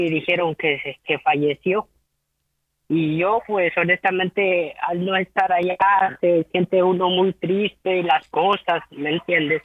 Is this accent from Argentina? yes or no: no; Guatemala; moved away; nosotros somos de Guatemala